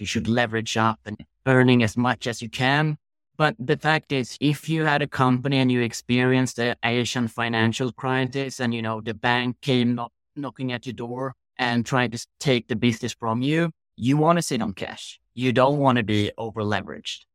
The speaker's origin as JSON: {"language": "English", "country": "Sweden", "tie": "born or raised there", "said": "growing up in Sweden"}